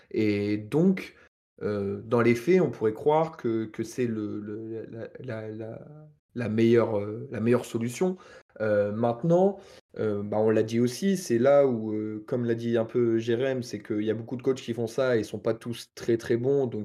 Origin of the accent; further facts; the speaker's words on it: Normandy, France; c'est un peu une réponse de Normand, vu que je suis Normand